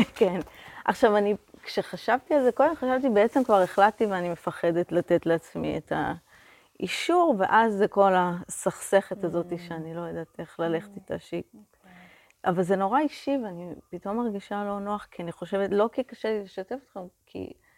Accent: Israel; אני מקיבוץ

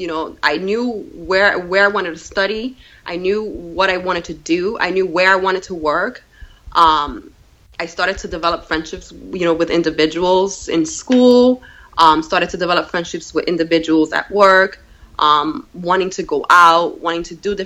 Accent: New York City, New York, United States; also born or lived in Puerto Rico; now in Brewster, New York, United States; When I was 9 years old, and I grew up in the Bronx

